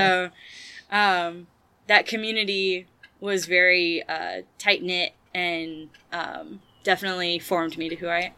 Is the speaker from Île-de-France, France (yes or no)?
no; Marseille, Provence-Alpes-Côte d'Azur, France; also born or lived in Toulouse, France; I was born in Marseille, France, so that tends to be my childhood home, if I mm-hmm. think about it. And then I also lived in Toulouse, France, for an extensive period of time